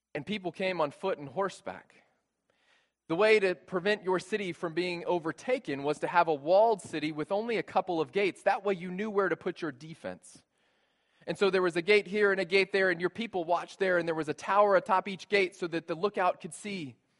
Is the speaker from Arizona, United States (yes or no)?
no; San Antonio, Texas, United States; moved away; I grew up Catholic in San Antonio, Texas